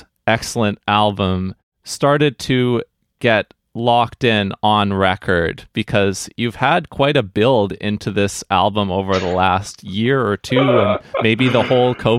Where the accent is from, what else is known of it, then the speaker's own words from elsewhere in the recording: Vancouver, British Columbia, Canada; I have spent a lot of time in this kind of jazz community in Vancouver and growing up around the Capilano University community